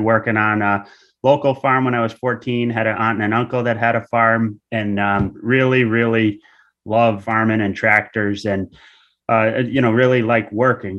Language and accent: English; Groton, Connecticut, United States; I grew up in Noe, p-, which is a part of Groton